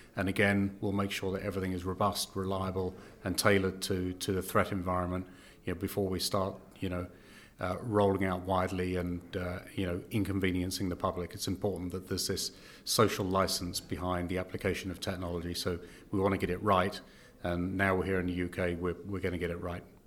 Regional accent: United Kingdom; accent: British; moved away as an adult; now in Canada; as you can, uh, tell from my accent, I am British

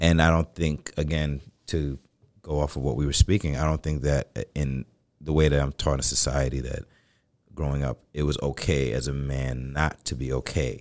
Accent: New York City, New York, United States; I grew up in the Bronx

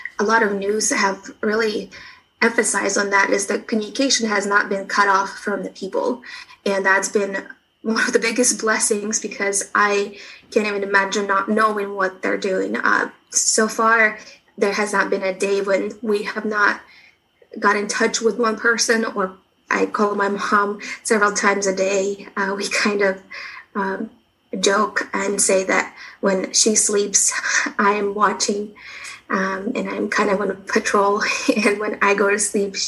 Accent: Kharkiv, Kharkiv Oblast, Ukraine; moved away as an adult; now in Kansas City, United States; So I'm from Kharkiv, Ukraine

